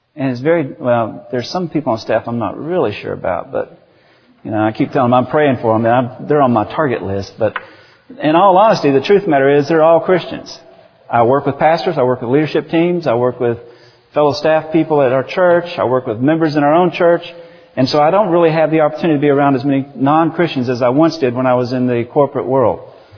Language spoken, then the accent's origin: English; United States; I'm from America